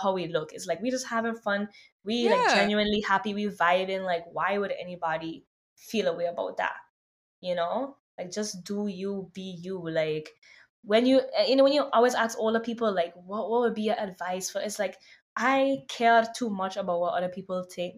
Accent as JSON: {"language": "English", "country": "Sint Maarten", "tie": "born or raised there", "also_born_or_lived": "New York, United States", "moved": "yes", "lives_now": "Los Angeles, United States", "said": "growing up on St. Martin"}